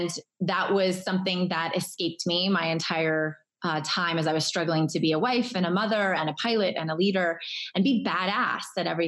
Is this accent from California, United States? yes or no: yes; Irvine, California, United States; moved away as an adult; I grew up in Southern California as the daughter of public servants